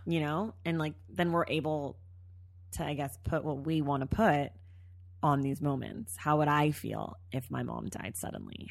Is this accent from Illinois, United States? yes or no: no; Bay Area, California, United States; We grew up together in the Bay Area.